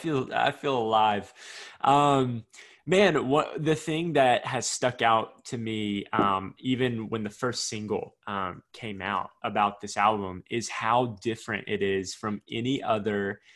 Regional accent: the South, United States; You can tell I'm from the South.

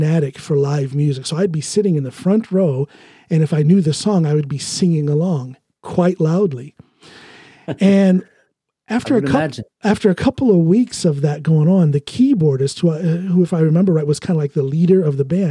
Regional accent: Ohio, United States; also born or lived in Chicago; now in Norway; where I grew up in Ohio

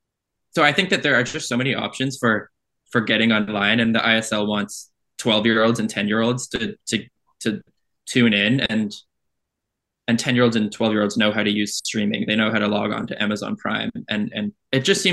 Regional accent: Canada; I am from Canada

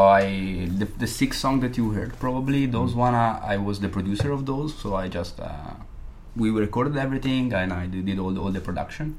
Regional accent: Modena, Emilia-Romagna, Italy; moved away; I'm from Italy. I'm from uh, Modena.

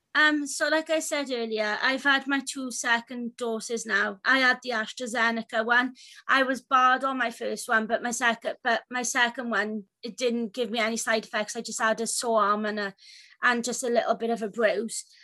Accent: Wales, United Kingdom; I'm from Wales.

